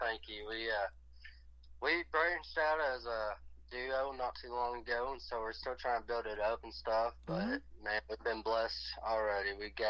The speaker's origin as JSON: {"language": "English", "town": "Batesville", "region": "Arkansas", "country": "United States", "tie": "born or raised there", "said": "Born and raised. We're from Batesville, Arkansas."}